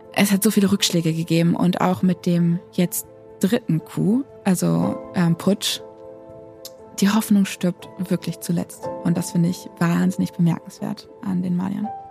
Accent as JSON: {"language": "German", "town": "Verden", "region": "Lower Saxony", "country": "Germany", "tie": "born or raised there", "also_born_or_lived": "Goslar", "moved": "as an adult", "lives_now": "Bamako, Mali", "said": "mein Geburtsort ist in Goslar, allerdings habe ich da so gar keine Assoziation zu, weil ich da kurz gewohnt habe und dann nach Pferden an die Aller gezogen bin und dort auch aufgewachsen bin"}